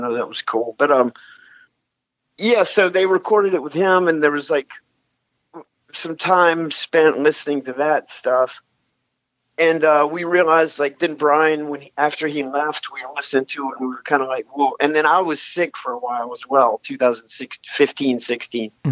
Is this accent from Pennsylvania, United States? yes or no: no; New Orleans, Louisiana, United States; also born or lived in High Point, North Carolina / New York / Boston / Chicago; We moved to New Orleans when I was young